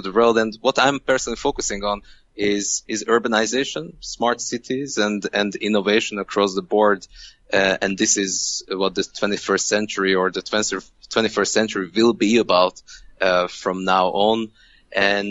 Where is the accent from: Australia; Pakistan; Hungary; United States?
Hungary; English is a second language; moved away; I'm from Hungary